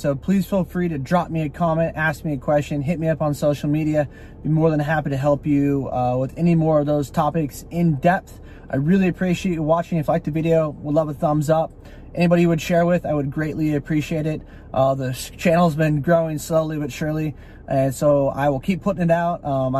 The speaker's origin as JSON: {"language": "English", "region": "California", "country": "United States", "lives_now": "Texas, United States", "said": "Especially for me, I'm a Californian who's now been selling, last 2 years, you guys have been following me in Georgia, and now I work in Texas, right?"}